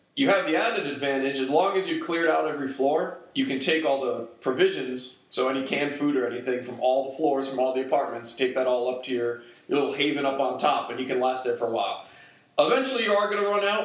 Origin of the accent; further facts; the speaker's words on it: the North, United States; moved away; I'm from the North